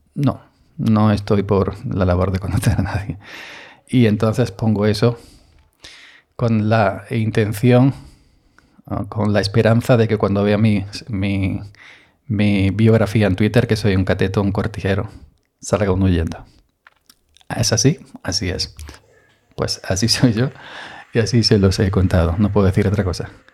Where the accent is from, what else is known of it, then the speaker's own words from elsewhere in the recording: Andalusia, Spain; Andaluz, soy andaluz